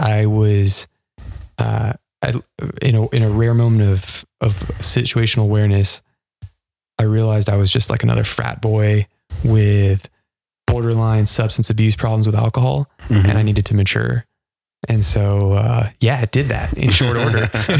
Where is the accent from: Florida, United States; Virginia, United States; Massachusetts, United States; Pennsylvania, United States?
Florida, United States; Miami; also born or lived in Fort Lauderdale / Mexico / Brazil / Okinawa, Japan; now in Northwest Arkansas, United States; I'm from Miami, Fort Lauderdale. That was high school and college. But I have spent several years in Mexico and Brazil, elementary school.